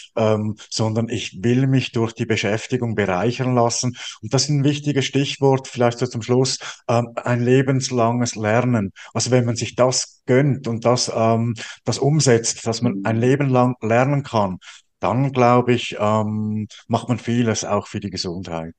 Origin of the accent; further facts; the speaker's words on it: Switzerland; bei uns in der Schweiz